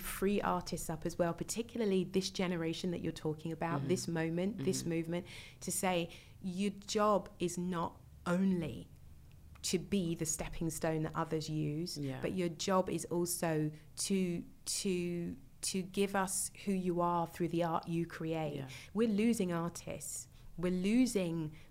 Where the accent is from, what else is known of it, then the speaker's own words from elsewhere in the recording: United Kingdom; being a Brit